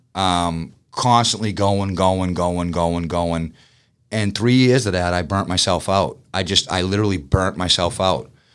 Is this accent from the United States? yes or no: yes; Boston, Massachusetts, United States; moved away as an adult; now in Georgia, United States; I'm a Bostonian, I'm fast-paced